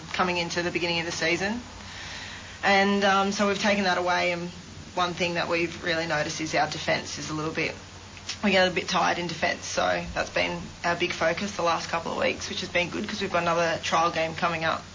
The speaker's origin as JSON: {"language": "English", "town": "Sydney", "region": "New South Wales", "country": "Australia", "moved": "yes", "said": "I'm from Sydney"}